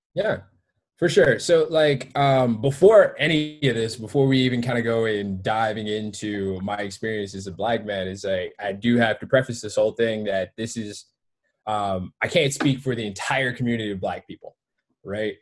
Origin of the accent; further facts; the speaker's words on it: Detroit, Michigan, United States; also born or lived in Georgia; I grew up in Detroit and uh, um, around Detroit's area.